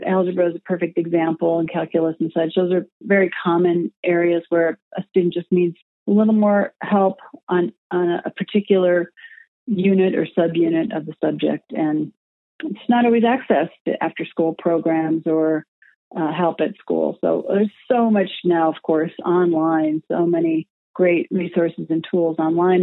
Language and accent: English; Madison, Wisconsin, United States; moved away as an adult; now in Minneapolis–St. Paul, United States; I was raised in Wisconsin, the Madison area, Madison, Wisconsin area, and moved to the Twin Cities about 20 years ago.